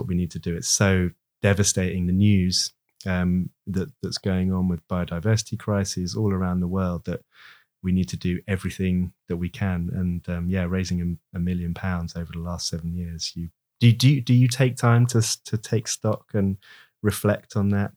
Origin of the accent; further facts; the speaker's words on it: United Kingdom; we're British